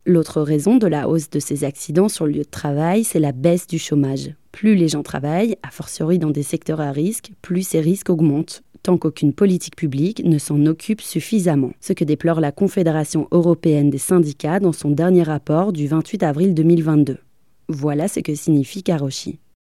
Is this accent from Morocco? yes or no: no; France; chez nous en France